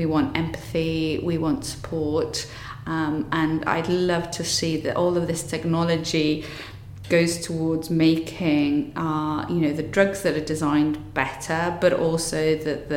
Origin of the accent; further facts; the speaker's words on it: Wales, United Kingdom; I'm Welsh